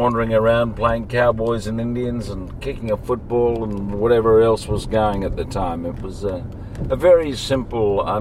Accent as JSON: {"language": "English", "town": "Sydney", "region": "New South Wales", "country": "Australia", "tie": "born or raised there", "said": "I grew up in Bellevue Hill, for the most part."}